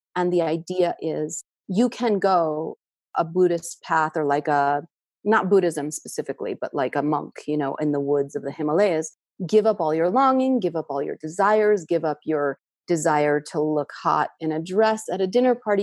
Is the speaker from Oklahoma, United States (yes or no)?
no; New York City, New York, United States; a tenement part of Queens with a lot of immigrants. My family had just immigrated from Russia a month before I was born